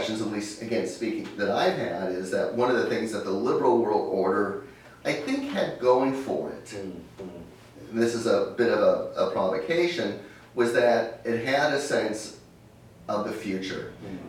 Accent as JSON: {"language": "English", "country": "United States", "said": "as an American"}